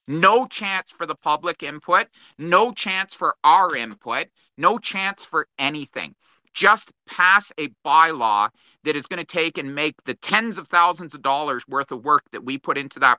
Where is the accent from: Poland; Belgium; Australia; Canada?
Canada; Brampton, Ontario; I was born in Brampton and always wanted to have dogs and always wanted to have cats.